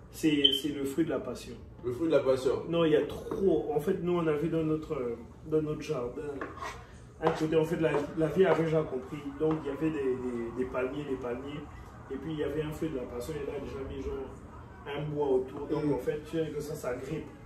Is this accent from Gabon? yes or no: yes; Franceville, Haut-Ogooué, Gabon; moved away; also born or lived in Republic of the Congo; j'ai grandi à Fonceville, quoi.